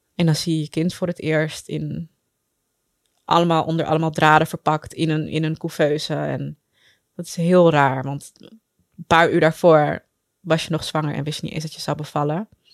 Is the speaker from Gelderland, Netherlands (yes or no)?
no; Amsterdam, North Holland, Netherlands; Ik ben geboren en getogen in Amsterdam